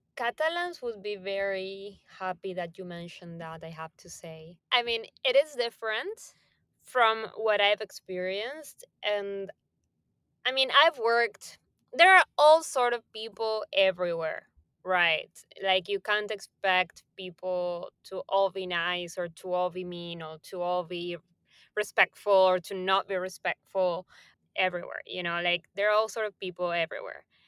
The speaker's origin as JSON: {"language": "English", "region": "Buenos Aires", "country": "Argentina", "tie": "born or raised there", "moved": "as an adult", "lives_now": "Barcelona, Spain", "said": "I was born and raised in Buenos Aires, Argentina"}